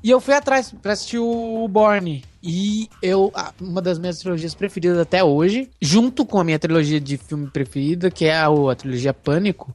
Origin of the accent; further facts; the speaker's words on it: Guarulhos, São Paulo, Brazil; nasci em Guarulhos mesmo